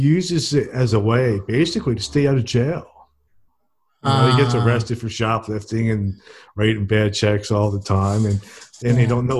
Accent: New Jersey, United States; moved away as an adult; now in Alabama, United States; I'm from New Jersey originally, mm-hmm. and I moved here to Alabama about 2 years ago.

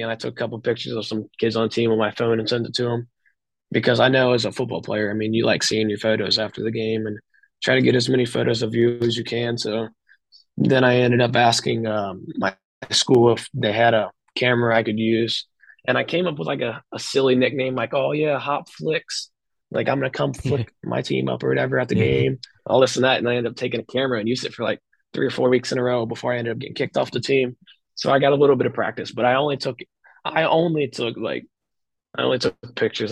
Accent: Dayton, Kentucky, United States; my small school my hometown community

